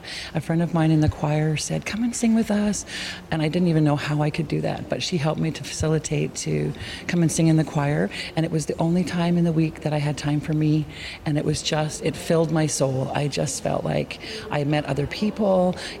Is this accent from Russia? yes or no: no; Canada; moved away as an adult; now in Taiwan; I'm originally from Canada, but have lived in Taiwan for almost 30 years.